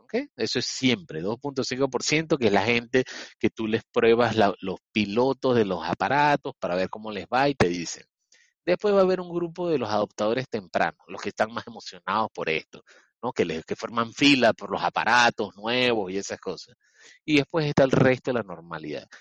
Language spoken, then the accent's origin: Spanish; Panama; Yo estoy ahorita mismo en Panamá